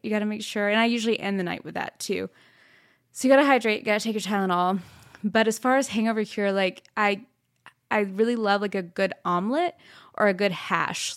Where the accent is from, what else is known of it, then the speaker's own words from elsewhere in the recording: Plano, Texas, United States; moved away; also born or lived in Fort Worth, Texas; I'm originally from Texas. I was born in Fort Worth and raised in Plano.